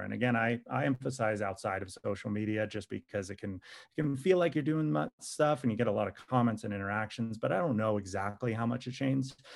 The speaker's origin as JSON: {"language": "English", "region": "California", "country": "United States", "tie": "born or raised there", "said": "I grew up in California."}